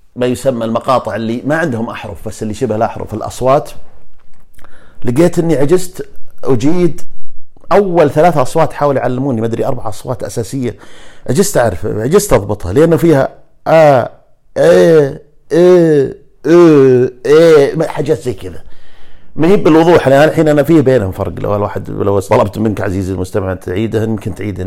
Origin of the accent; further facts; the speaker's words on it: Najd, Saudi Arabia; إحنا اللي من نجد